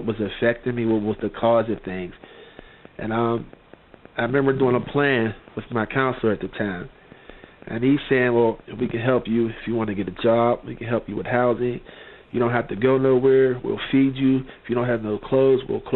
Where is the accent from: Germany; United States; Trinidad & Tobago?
United States; McKeesport, Pennsylvania; I was born and raised in McKeesport, PA